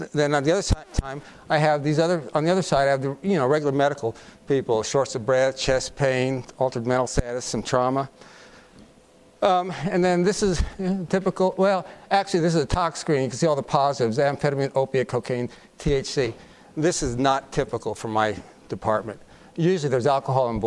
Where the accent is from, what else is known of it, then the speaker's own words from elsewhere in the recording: Colorado, United States; I'm from Colorado